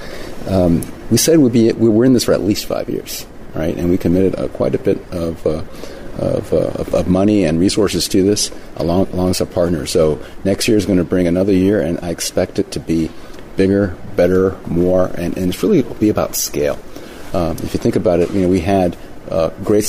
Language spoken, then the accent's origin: English; Puerto Rico; moved away; I grew up in Puerto Rico